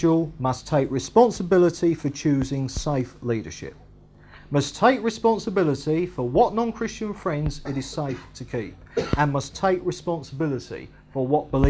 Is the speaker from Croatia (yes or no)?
no; England, United Kingdom; I am technically English